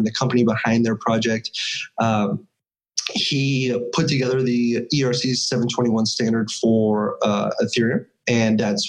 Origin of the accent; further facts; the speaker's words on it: California, United States; I'm from California